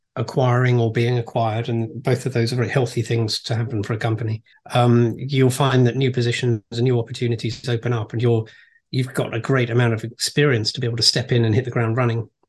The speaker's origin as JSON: {"language": "English", "town": "Reigate", "region": "South East England", "country": "United Kingdom", "tie": "born or raised there", "also_born_or_lived": "Brighton / Farnham", "said": "I was born and raised in a place called Reigate, which is next to a place called Redhill, also in Surrey"}